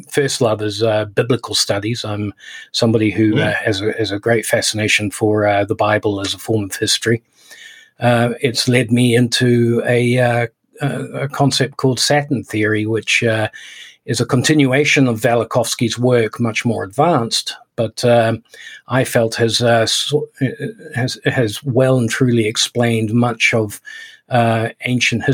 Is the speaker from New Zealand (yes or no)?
yes; New Zealand; moved away; also born or lived in United Kingdom / Hong Kong; I am a British citizen. I was brought up in New Zealand and spent a lot of time in Hong Kong as an adult